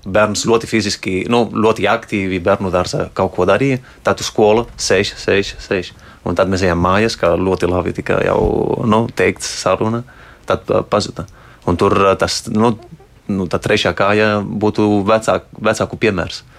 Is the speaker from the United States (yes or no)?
no; Spain; Latvian is a second language; now in Latvia; es esmu dzimis, aud, audzis Spānijā